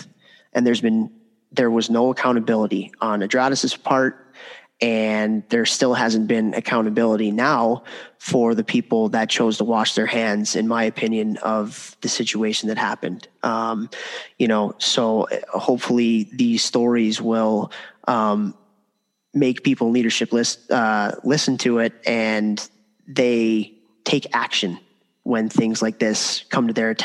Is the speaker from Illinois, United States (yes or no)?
yes; Chicago, Illinois, United States; I grew up in Chicago at the time that all of this stuff was going on